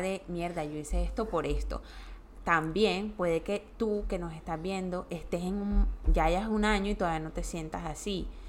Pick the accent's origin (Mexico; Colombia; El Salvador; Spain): Colombia; moved away as an adult; yo me fui de Colombia cuando tenía 29 años